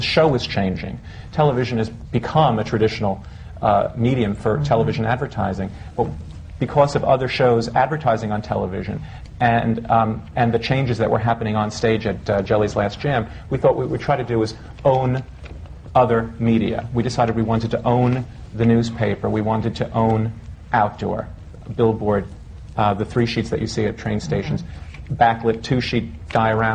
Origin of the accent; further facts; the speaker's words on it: New York, United States; New York is my hometown, and I like working here